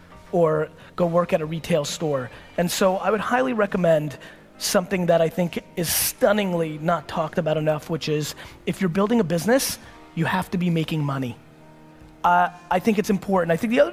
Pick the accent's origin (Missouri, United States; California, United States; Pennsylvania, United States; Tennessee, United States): California, United States; I know tons of people who I grew up with in the Silicon Valley boom